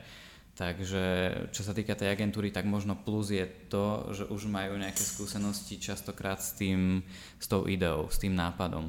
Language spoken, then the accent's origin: Slovak; Banská Štiavnica, Banská Bystrica Region, Slovakia; miestnym kameramanom u nás v Banskej Štiavnici, ktorý ma začal brávať na stužkové a svadby, kde som sa zaučal, to už bolo na konci základnej školy